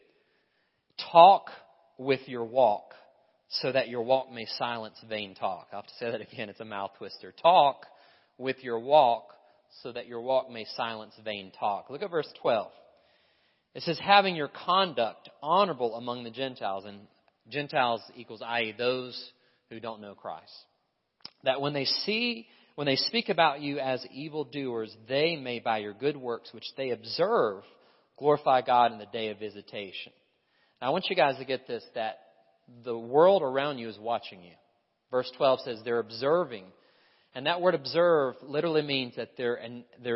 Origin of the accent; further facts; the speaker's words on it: Appalachia, United States; also born or lived in French Broad River; I'm from Appalachia